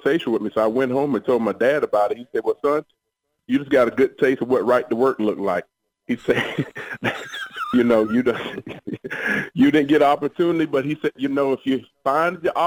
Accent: Savannah, Georgia, United States; I grew up in Savannah, Georgia.

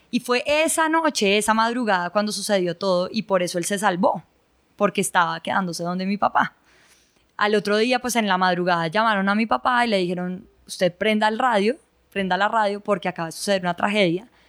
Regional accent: Ibagué, Tolima, Colombia; born there; Por eso yo nací en Ibagué.

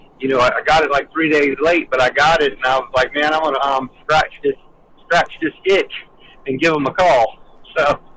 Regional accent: Orlando, Florida, United States; I was born in Orlando, Florida, and I pretty much, like, I would say I was born at Speed World, Orlando Speed World

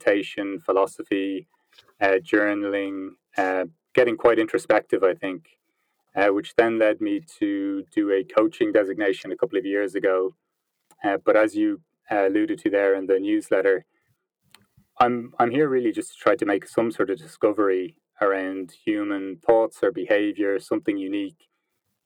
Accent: Ireland; moved away as an adult; also born or lived in Vancouver / London / Peru; now in Berlin, Germany; as you can probably tell by the accent, I'm from Ireland, but I haven't lived in Ireland for 10 years. I spent the first 25 years of my life in Ireland

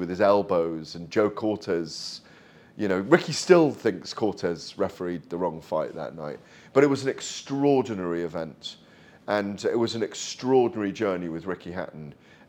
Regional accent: Welsh, Wales, United Kingdom

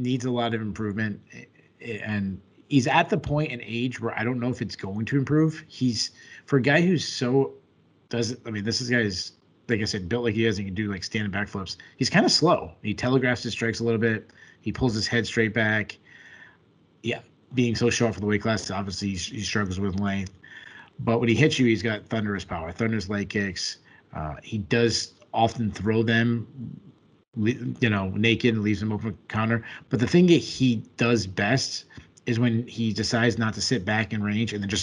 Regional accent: Rhode Island, United States; I'm from Rhode Island.

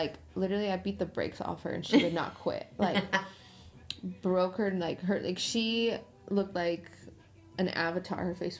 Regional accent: Utah, United States; moved away; that's my hometown, that's my home state

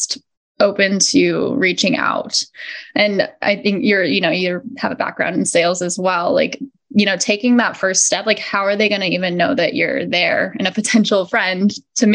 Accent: Arizona, United States; We're from Arizona

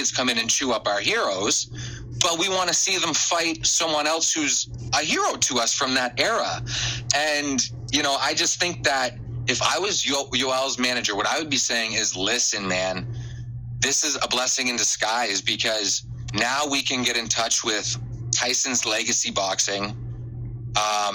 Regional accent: Canada; I'm Canadian

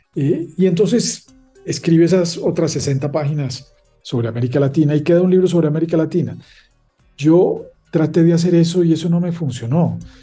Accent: Paisa region, Colombia; also born or lived in Leuven, Belgium; yo me siento más paisa que colombiano

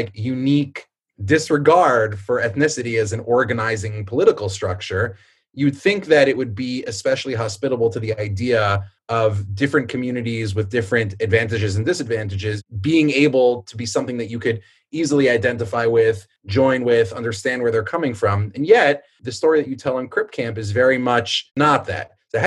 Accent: United States; my family on one side comes from kind of the dark recesses of Poland, Ukraine. And the other side, you know, we're sort of like an old Jerusalemite family. But in both cases, we come to America. I'm, you know, third generation.

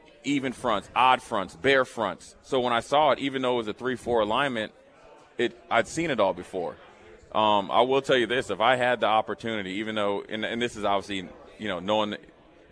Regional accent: Frederick, Maryland, United States; moved away; also born or lived in Nebraska; I'm from Frederick, Maryland, went to University of Nebraska, linebacker

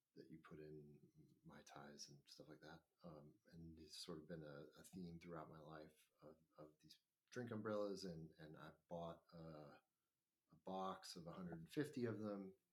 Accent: Austin, Texas, United States; now in Iowa, United States; I'm from Austin, Texas

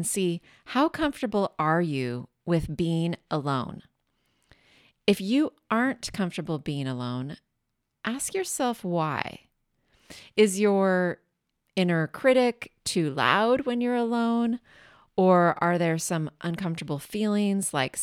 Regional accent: Washington, United States; now in Bay Area, United States; I grew up in Washington State about maybe 90 minutes from a mountain

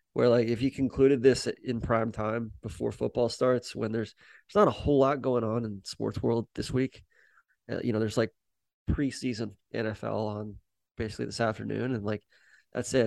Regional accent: Atlanta, Georgia, United States; moved away; I'm from Atlanta

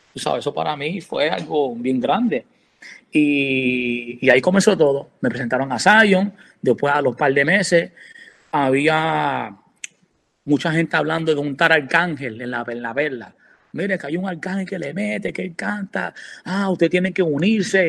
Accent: Puerto Rico; also born or lived in New York, United States; now in Orlando, United States; yo me crié en Puerto Rico eh, de los ocho años

